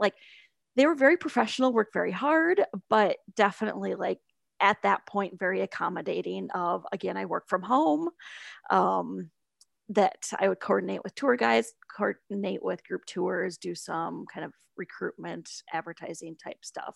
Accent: Sioux Falls, South Dakota, United States; moved away as an adult; also born or lived in South Florida / San Francisco / Shanghai; I grew up in Sioux Falls

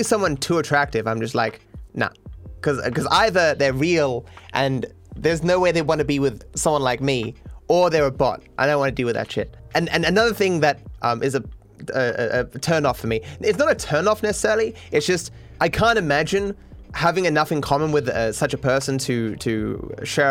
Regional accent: Australia; being an Australian

